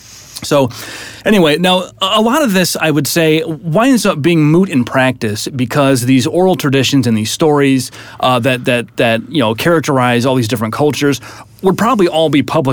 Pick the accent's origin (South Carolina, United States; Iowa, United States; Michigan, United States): Iowa, United States; I'm from Iowa